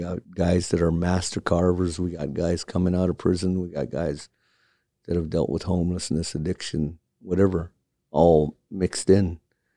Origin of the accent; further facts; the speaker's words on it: Point Hope, Alaska, United States; also born or lived in Kotzebue, Alaska; now in Anchorage, United States; from Point Hope, Alaska. I was born in Kotzebue and raised in Point Hope and then transplanted here to Anchorage